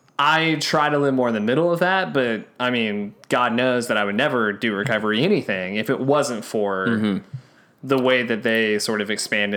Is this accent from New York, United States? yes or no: no; Texas, United States; as a Texan